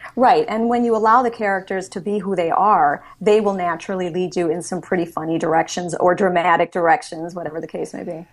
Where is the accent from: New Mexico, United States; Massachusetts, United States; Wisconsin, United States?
Wisconsin, United States; Milwaukee; I was raised in Milwaukee, Wisconsin, so I'm currently living in my hometown